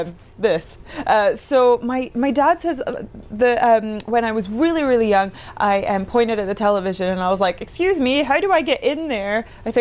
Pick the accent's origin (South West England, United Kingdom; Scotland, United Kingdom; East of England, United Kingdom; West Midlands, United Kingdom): Scotland, United Kingdom; Inverness; Yes, I'm from Inverness, next to Loch Ness, from as of Loch Ness Monster fame.